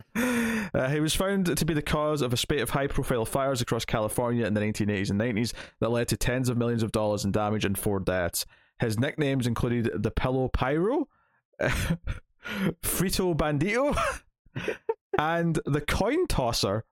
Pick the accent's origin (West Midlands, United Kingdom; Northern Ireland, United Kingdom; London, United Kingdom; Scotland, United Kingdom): Scotland, United Kingdom; because I'm Scottish